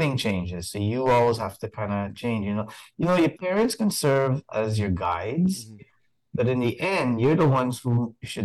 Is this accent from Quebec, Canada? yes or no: yes; Montreal, Quebec, Canada; I grew up in Montreal